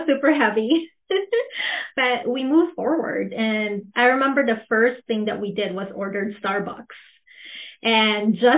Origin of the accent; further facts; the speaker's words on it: Philippines; English is a second language; also born or lived in Manila, Philippines / Princeton, Minnesota; now in Minnesota, United States; I'm a first-born immigrant. I grew up in the Philippines.